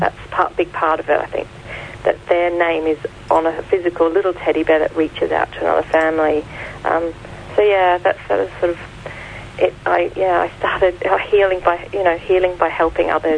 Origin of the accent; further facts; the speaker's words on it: Australia; accent: Australian; moved away as an adult; now in United Kingdom; I don't know if you can hear from my accent, I'm Australian.